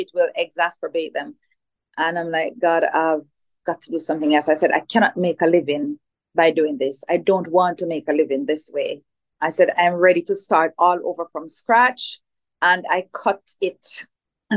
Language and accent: English; Jamaica; So I grew up in Jamaica, which is where I am at this time, right? So spent most of my life in Jamaica